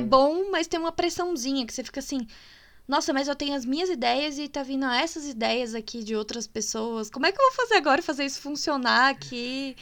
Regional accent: Minas Gerais, Brazil; eu sou de Minas

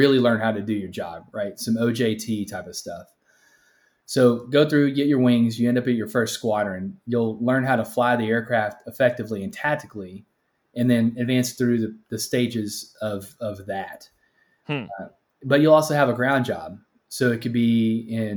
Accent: Texas, United States; born or raised there

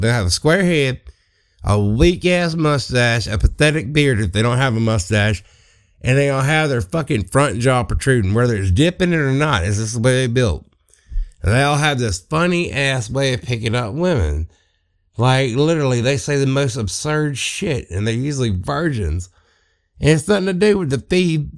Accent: Southeast Mississippi, United States; I am from Southeast Mississippi

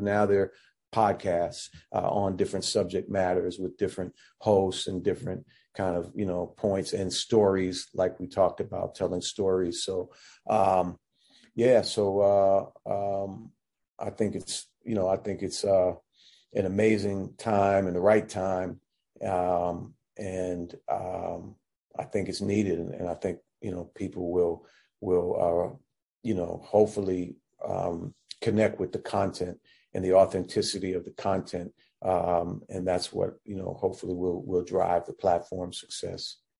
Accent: Washington, District of Columbia, United States; moved away as an adult; also born or lived in Massachusetts; me growing up in Washington D.C. That's where I was born and raised

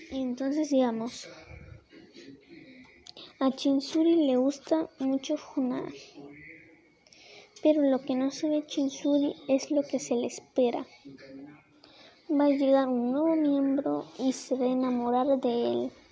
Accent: Mexico; yo soy de México

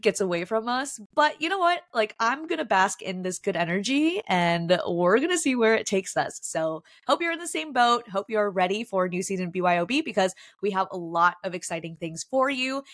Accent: Minneapolis, Minnesota, United States; moved away; my hometown, Minneapolis, Minnesota.

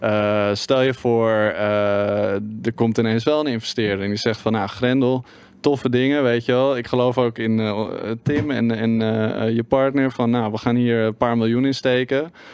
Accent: Netherlands

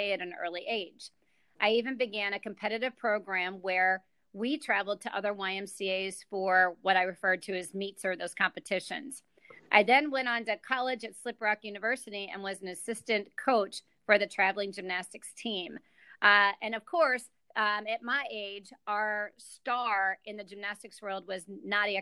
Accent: Johnstown, Pennsylvania, United States; moved away; I'm from Johnstown, Pennsylvania

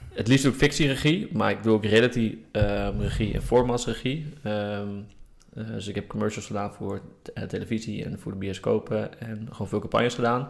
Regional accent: Groningen, Netherlands; ik kom uit Groningen en daar eh, was er echt niks te doen

